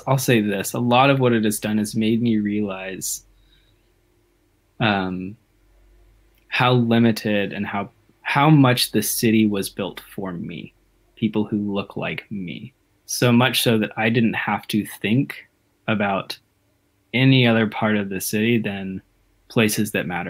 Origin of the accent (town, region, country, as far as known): Dallas, Texas, United States; born or raised there